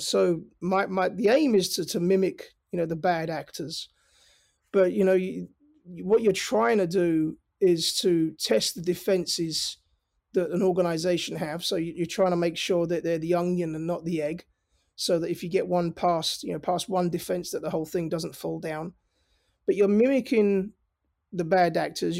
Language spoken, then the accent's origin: English; London, United Kingdom; moved away as an adult; my accent is, you know, I'm from North London. Um, I was born and raised in London. Uh, I moved over here about twenty years ago. I never lost my accent